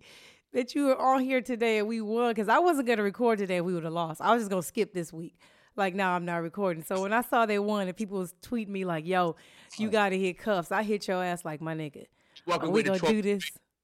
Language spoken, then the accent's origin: English; St. Louis, Missouri, United States; born there; And I was born in St. Louis, which is not that far away.